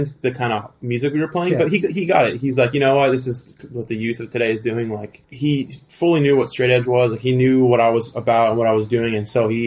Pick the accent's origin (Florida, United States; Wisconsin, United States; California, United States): California, United States; El Segundo; also born or lived in Thousand Oaks, California; I was born in the South Bay, and then we had moved to the Valley. So I lived in Thousand Oaks.